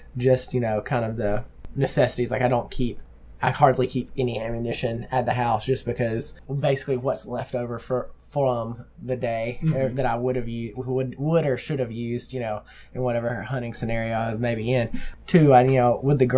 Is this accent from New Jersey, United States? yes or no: no; Alabama, United States; my family had a lot of hunters in it growing up in Alabama, and guns were around